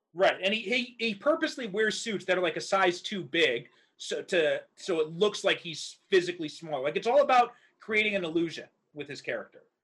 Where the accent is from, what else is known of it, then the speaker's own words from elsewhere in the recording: Chicago, Illinois, United States; my hometown is used heavily, especially in The Dark Knight, it was all filmed in Chicago